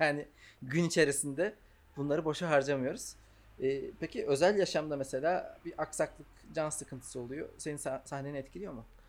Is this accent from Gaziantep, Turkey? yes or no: no; Ankara, Turkey; Ankaralıyım ben